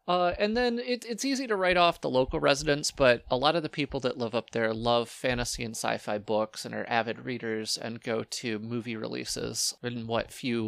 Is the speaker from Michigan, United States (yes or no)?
yes; Walloon Lake, Michigan, United States; moved away as an adult; now in Houghton, United States; I'm from Walloon Lake.